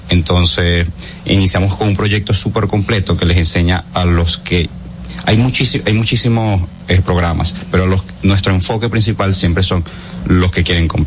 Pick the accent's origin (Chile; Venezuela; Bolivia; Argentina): Venezuela; Caracas, Capital District; now in Dominican Republic; yo vengo de Caracas, yo soy de Venezuela